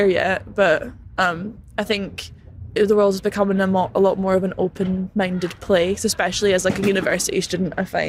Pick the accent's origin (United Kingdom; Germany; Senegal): United Kingdom; Glasgow, Scotland; Also, I'm not from London. I'm from Glasgow, so things are different up there.